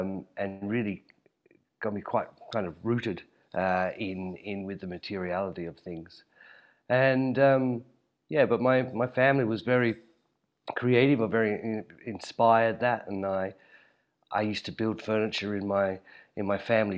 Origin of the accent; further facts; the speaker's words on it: Hobart, Tasmania, Australia; I was born and raised in Hobart, and I studied furniture design at university, the local art school there in Hobart